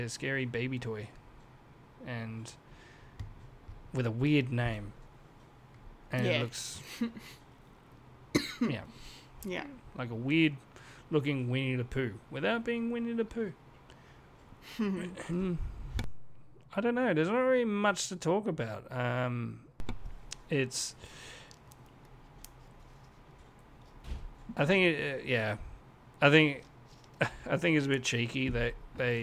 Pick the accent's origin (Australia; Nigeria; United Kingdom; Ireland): Australia; I'm Australian and I'm sort of in the industry